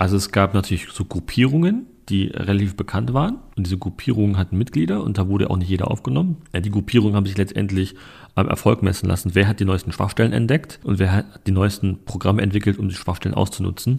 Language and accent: German; Berlin, Germany; ich bin in Neukölln groß geworden, muss man wissen, in Rixdorf